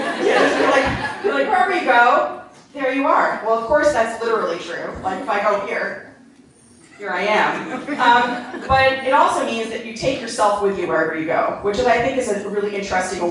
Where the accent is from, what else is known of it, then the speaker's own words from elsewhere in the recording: New Jersey, United States; moved away as an adult; also born or lived in New York, United States; now in Los Angeles, United States; I grew up in New Jersey, I live in Los Angeles